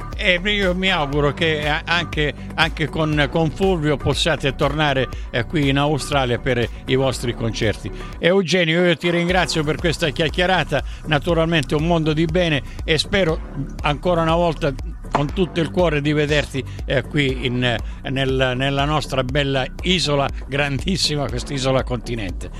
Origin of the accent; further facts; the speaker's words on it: Sicily, Italy; io sono siciliano